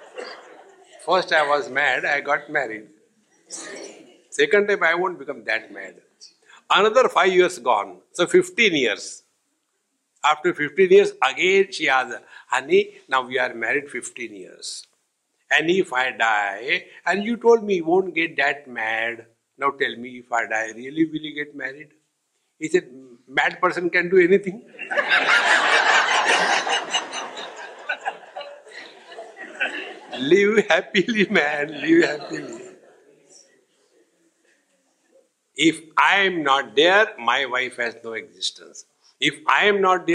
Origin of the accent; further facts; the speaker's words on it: India; I am Indian